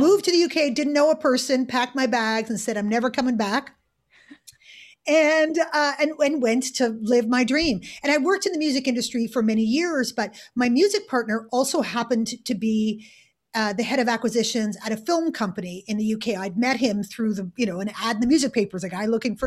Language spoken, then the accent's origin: English; Montreal, Quebec, Canada; moved away as an adult; also born or lived in United Kingdom; I grew up in Montreal in Canada.